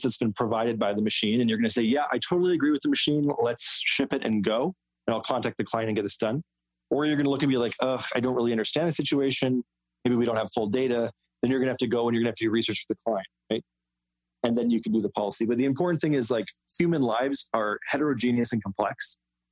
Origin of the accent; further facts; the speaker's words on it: West Coast, United States; I'm from the West Coast